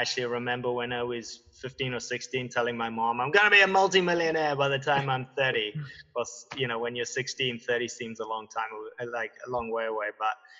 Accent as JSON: {"language": "English", "town": "Cape Town", "region": "Western Cape", "country": "South Africa", "tie": "born or raised there", "moved": "as an adult", "said": "I was born in Cape Town in a small little town just outside of the city called Hout Bay, and kind of just grew up on the beach down there."}